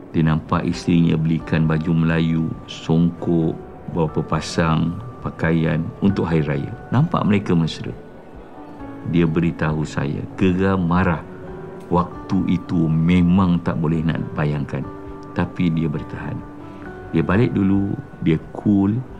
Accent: Sungai Besar, Selangor, Malaysia; accent: Javanese idiom; Saya lahir dekat Sungai Besar.

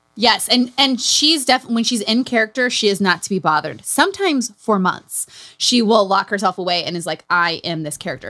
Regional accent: Utah, United States; Growing up in Utah

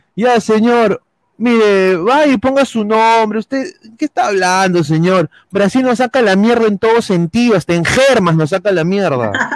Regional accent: Peru; como peruanos

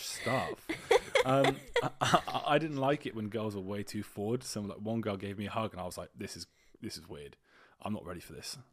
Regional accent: United Kingdom; We're not fully British

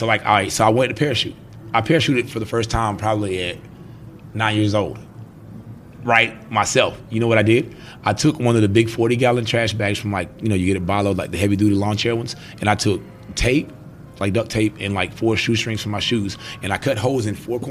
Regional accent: Greenville, South Carolina, United States; also born or lived in Nassawadox, Virginia; But I was born in Nassau, Virginia. And I mean, it was my roots here. And I moved to South Carolina in 1995. Okay. And I was 8 years old, I want to say.

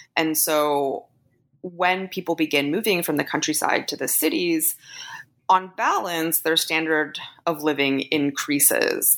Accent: Canada; I'm Canadian

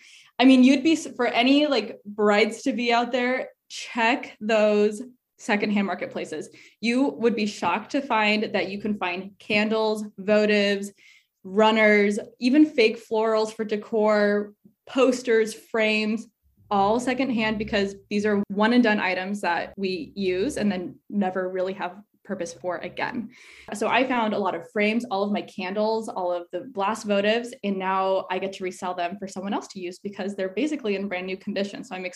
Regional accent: Arizona, United States; So for me, I'm originally from Arizona. So I was looking, so a lot of my family's there.

